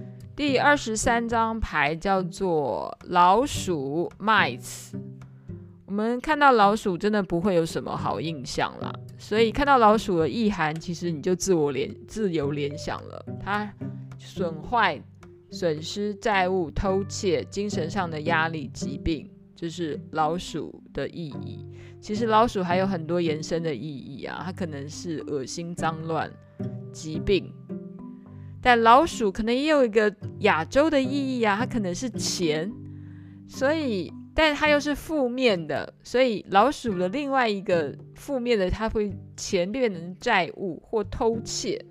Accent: Taiwan; 这个 garden 的概念有点像是以前我们台湾人讲人民公廨，有没有？

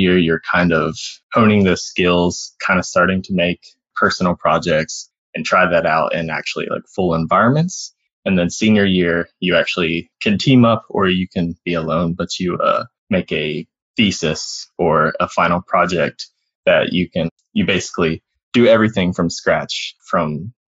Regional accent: Alabama, United States; moved away as an adult; also born or lived in Florida; I grew up in Alabama

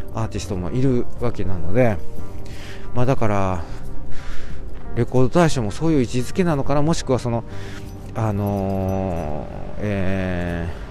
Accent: Amagasaki, Hyogo, Japan; moved away; 実家の方に来てます。兵庫県のね、あの、尼崎さ、尼崎市という、あの、素晴らしい、えー、由緒正しいですね。えー、町。なんていうんですか？町。まあ、町と言いますか、あの、なんと言いますか、いや、わかりませんけれども、そういう地域の方にね、えー、戻ってまいりまして、まあ、私の、えー、生まれ育ったね、故郷

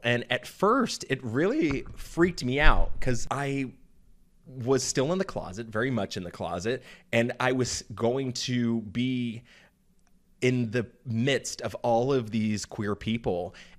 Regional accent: Florida, United States; also born or lived in Oklahoma / Georgia; You know, I grew up in Florida, Oklahoma, and Georgia, three states that really don't accept homosexuality with very open arms.

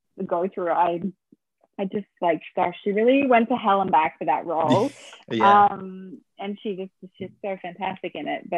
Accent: Australia; I was Australian

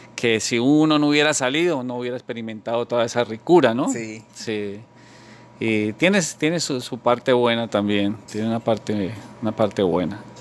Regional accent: Bogotá, Colombia; moved away as an adult; now in South Florida, United States; yo nací eh, en Bogotá

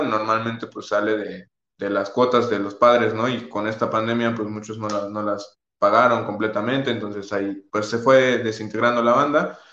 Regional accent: Mexico; todos somos de la misma comunidad, todos somos mexicanos

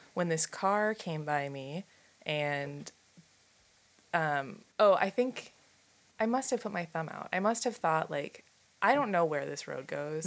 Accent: Silver Spring, Maryland, United States; now in Pittsburgh, United States; I'm from Silver Spring, Maryland, so outside of Washington D.C.

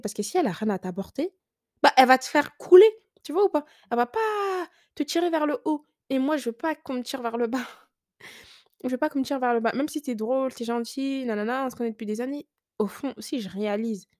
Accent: France; Ils pensaient que j'étais pas française, mais si

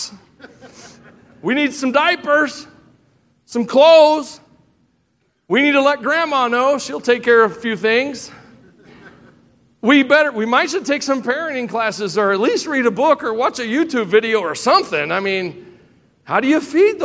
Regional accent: Tennessee, United States; I am from Tennessee

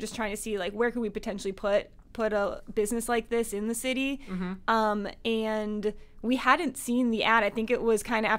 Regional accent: Marlborough, Massachusetts, United States; I was born and raised in Marlborough. Went to Marlborough High School

